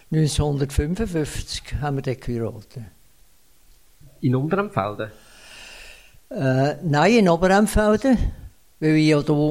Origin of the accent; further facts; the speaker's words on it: Gränichen, Aargau, Switzerland; Ja, ich bin 1930 geboren und meine Frau 1931. Wir sind in Gränichen aufgewachsen, ich auf dem Brütihof und meine Frau zu Gränichen